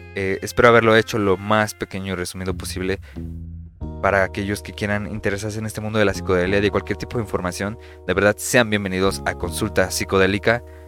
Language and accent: Spanish; Mexico; mi país son temas este país, México